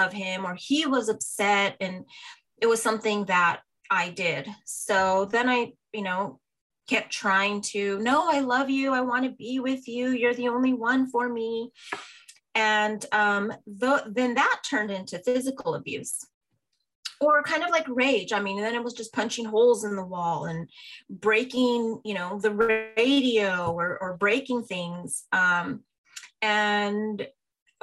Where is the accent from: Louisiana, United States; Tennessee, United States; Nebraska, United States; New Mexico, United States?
New Mexico, United States; Albuquerque; I grew up in Albuquerque, New Mexico as an only child.